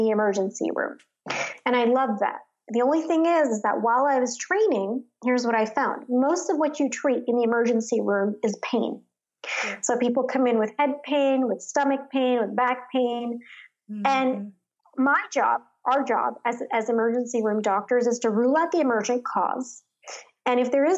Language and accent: English; Jersey City, New Jersey, United States; also born or lived in Chatham, New Jersey; I grew up in Jersey City, New Jersey, which was, you know, a community of low to middle class immigrants, essentially